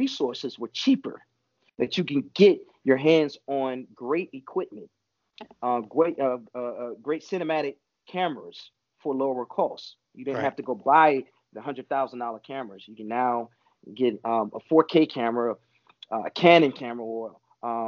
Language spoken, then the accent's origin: English; Chicago, Illinois, United States; also born or lived in Atlanta; now in Los Angeles, United States; I'm from Chicago. I was staying in Atlanta at the time. And then came here